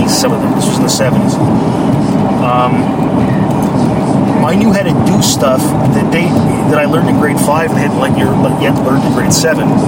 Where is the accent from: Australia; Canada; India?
Canada; Sudbury, Ontario; I moved from Sudbury, which is this sort of, I don't know, working class, rough and tumble, uh, yeah. bilingual, uh, but also full of Italians.